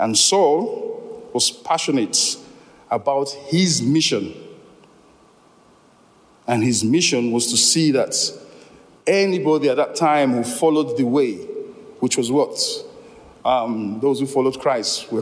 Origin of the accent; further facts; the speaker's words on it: Nigeria; moved away; I come from Nigeria originally